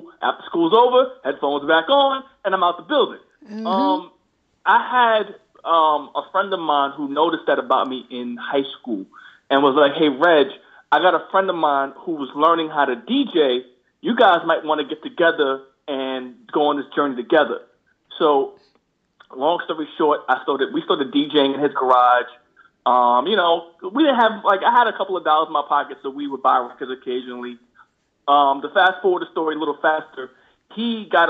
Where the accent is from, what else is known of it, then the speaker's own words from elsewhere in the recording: Long Island, New York, United States; also born or lived in Queens, New York; So, I was born in Queens, New York. At 9, my parents and I moved out to Long Island.